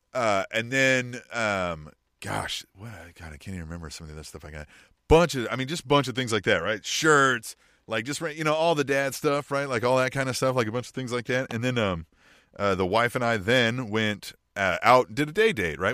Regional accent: Manhattan, Kansas, United States; now in Kansas City, United States; I grew up in Manhattan, Kansas town

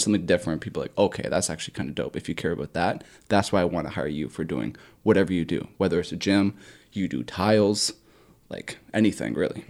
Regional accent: Bolton, Ontario, Canada; my hometown of Bolton, Ontario

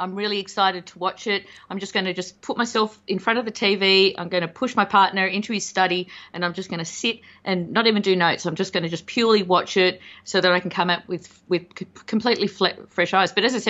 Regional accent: Australia; And I'm Australian, I should be used to that.

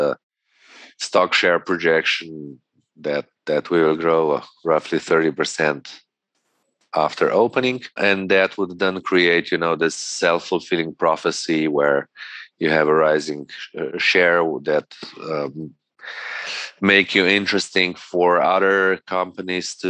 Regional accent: Gorenjska, Upper Carniola, Slovenia; I come from Gorjenska.

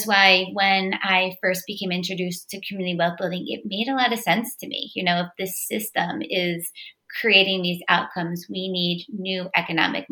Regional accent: Baltimore, Maryland, United States; I'm born and raised in Baltimore. This is my city.

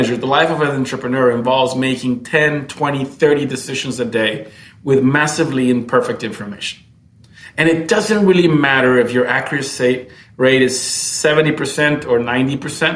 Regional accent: Camiri, Santa Cruz, Bolivia; moved away as an adult; also born or lived in United States / Brazil; I was born in Bolivia in a small town, actually, in Camiri, and came to the States on a scholarship

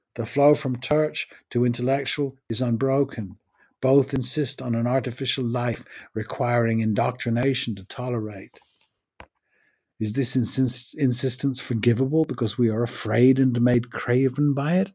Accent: United States; moved away; also born or lived in United Kingdom; The previous eight years I had been back after growing up in the States

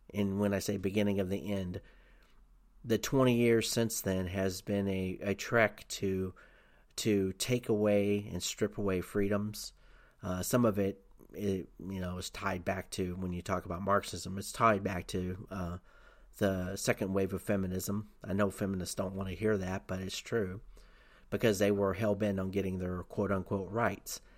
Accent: Tennessee, United States; I grew up in Tennessee. I lived in Tennessee

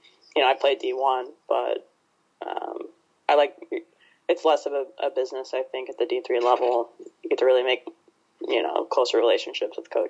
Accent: Ohio, United States; also born or lived in Oregon; now in Chicago, United States; I'm from Ohio originally

